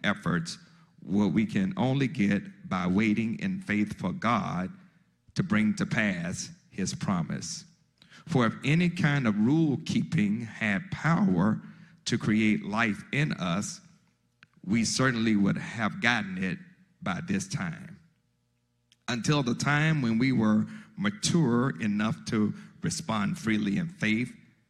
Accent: Mississippi, United States; also born or lived in Chicago, Illinois; I'm from Mississippi, I was born in Chicago, Illinois, in Cook County Hospital. And we stayed there until I was about 8, 9 years old. And then we moved from Chicago back to Mississippi, my mother's hometown

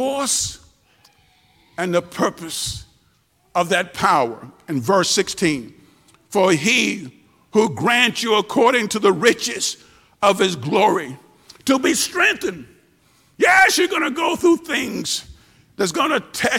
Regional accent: Tupelo, Mississippi, United States; Back when I was young, growing up in Tupelo, Mississippi

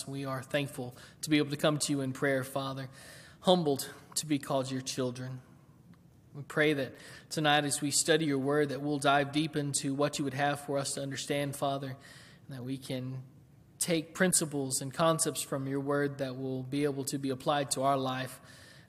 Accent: Waverly, Tennessee, United States; moved away; the city I grew up in Waverly

